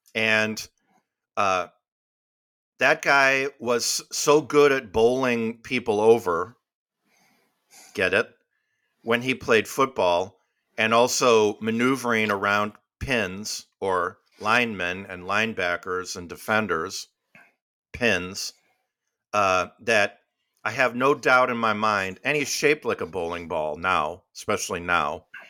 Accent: Midwest, United States; now in the South, United States; we, we grew up in the Midwest.

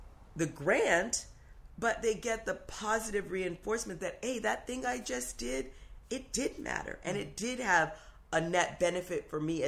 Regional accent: Berkeley, California, United States; I grew up in Berkeley in one of the richest neighborhoods.

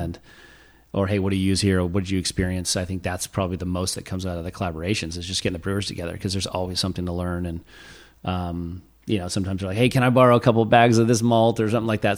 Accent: Los Olivos, California, United States; where I went to elementary school

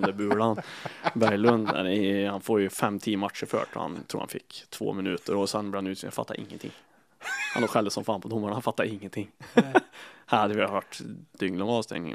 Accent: Kil, Värmland, Sweden; jag var eh, från Kil

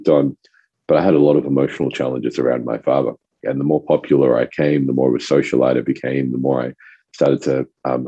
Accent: Australia; first language French; English is a second language; also born or lived in Rodrigues Island; coming to Australia when I was about 4 years old, I spoke fluent French. My family's from Rodriguez Island, which is a little French island

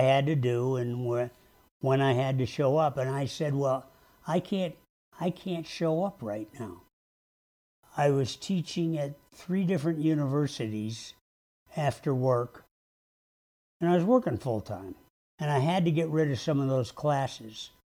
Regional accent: Syracuse, New York, United States; I grew up in Syracuse, New York

